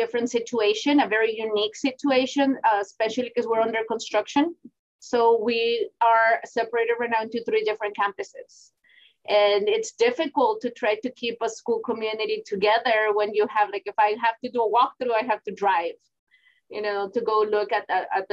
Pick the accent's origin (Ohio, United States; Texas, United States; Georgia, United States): Texas, United States; Houston; now in Laredo, United States; I grew up in Houston, Texas